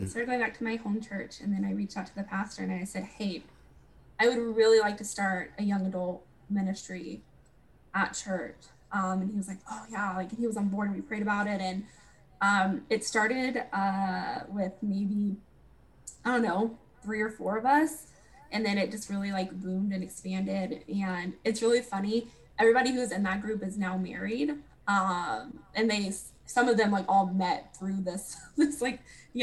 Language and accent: English; Austin, Texas, United States; also born or lived in Washington; I didn't want to come back to Austin